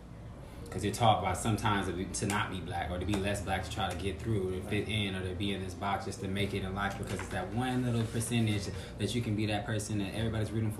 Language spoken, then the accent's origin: English; Los Angeles, California, United States; now in New York, United States; I'm from Los Angeles